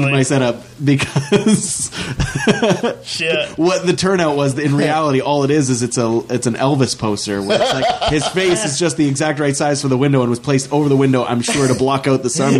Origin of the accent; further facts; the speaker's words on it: Fort McMurray, Alberta, Canada; when I was growing up in Waterways, they used to have chain link fences around the shore of the Clearwater because it was still irradiated from the uranium shipments that they used to make.